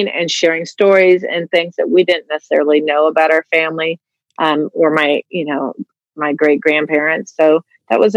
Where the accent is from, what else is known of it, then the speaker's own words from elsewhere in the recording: Tempe, Arizona, United States; moved away; I grew up in Tempe, Arizona